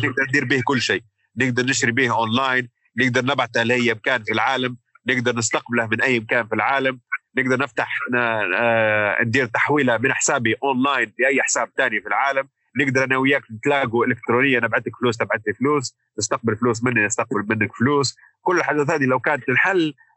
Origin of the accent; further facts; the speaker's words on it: Libya; moved away as an adult; now in London, United Kingdom; احنا كليبيين